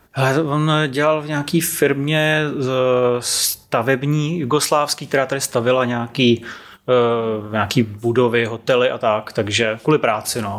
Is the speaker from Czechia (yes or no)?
yes; Prague, Czechia; born or raised there; also born or lived in Serbia